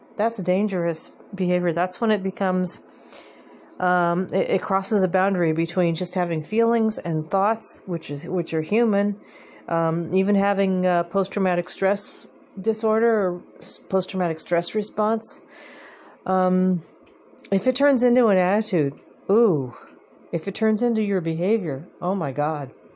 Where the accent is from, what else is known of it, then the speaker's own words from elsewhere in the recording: United States; I'm an American